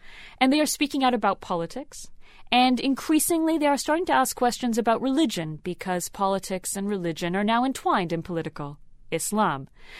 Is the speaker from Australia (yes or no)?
no; Canada; I grew up in Canada.